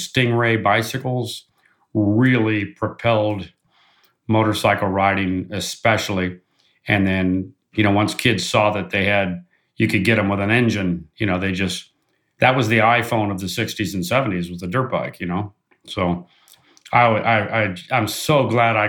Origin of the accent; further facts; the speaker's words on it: Orange County, Southern California, United States; moved away as an adult; also born or lived in Pennsylvania; now in Georgia, United States; I was born and raised in Southern California and grew up in Orange County